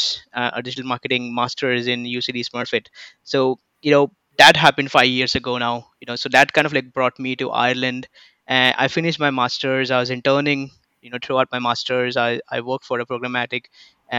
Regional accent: Mumbai, Maharashtra, India; moved away; I come from Mumbai, India.

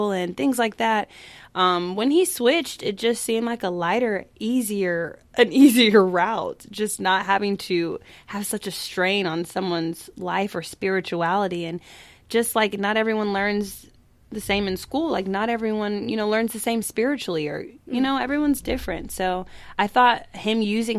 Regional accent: Tulsa, Oklahoma, United States; moved away; also born or lived in Chicago / New York; my hometown symphony

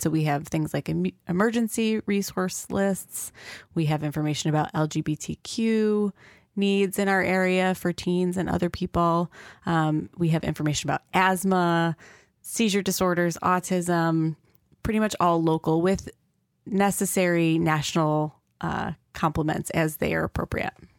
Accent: Rochester, New York, United States; I was from Rochester and didn't know anything about the local resources

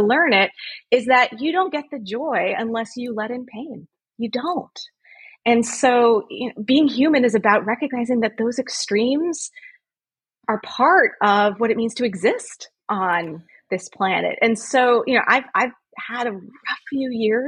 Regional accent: Los Angeles, California, United States; now in Philadelphia, United States; I grew up in Los Angeles, a very liberal area

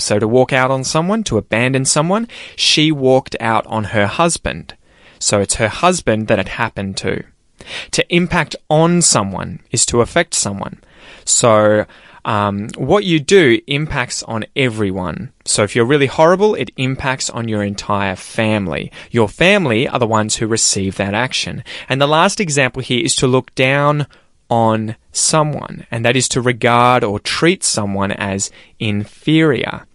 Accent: Australia; as an Australian

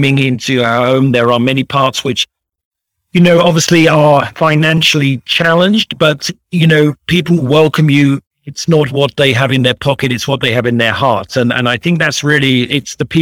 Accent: St Albans, East of England, United Kingdom; moved away as an adult; also born or lived in London; now in Zambia; So I'm British by birth. I grew up in a very quaint town called St Albans, which is 20 miles north of London

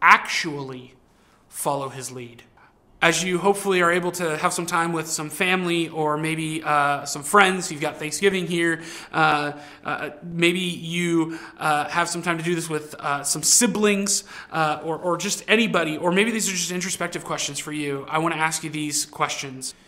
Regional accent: Southern California, United States; moved away; I grew up in California, Southern California

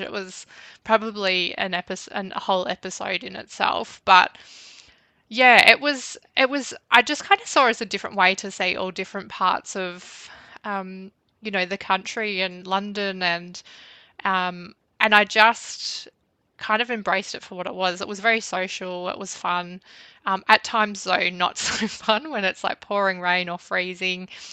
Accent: Bendigo, Victoria, Australia; I grew up in Bendigo about probably 20 minutes outside of the town.

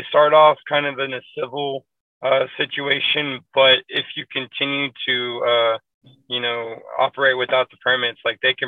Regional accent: Waco, Texas, United States; now in Dallas, United States; I'm originally from Waco, Texas

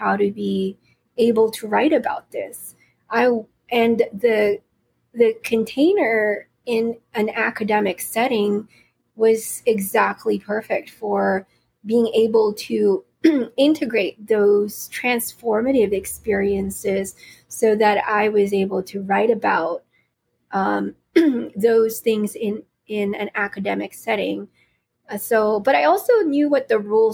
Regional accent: California, United States; also born or lived in Philippines; I was born in the Philippines and I grew up here in California

